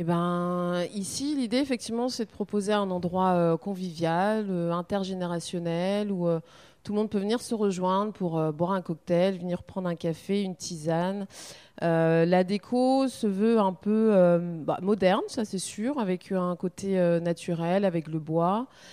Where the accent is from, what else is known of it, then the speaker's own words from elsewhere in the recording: Tours, Centre-Val de Loire, France; moved away as an adult; now in Le Teich, France; on vient de Tours